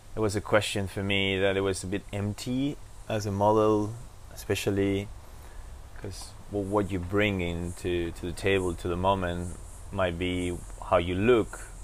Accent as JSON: {"language": "English", "region": "Buenos Aires", "country": "Argentina", "tie": "born or raised there", "said": "I was born in Argentina in Buenos Aires"}